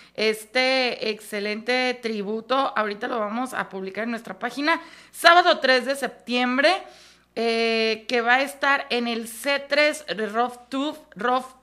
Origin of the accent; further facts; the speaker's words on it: Mexico; así somos los mexicanos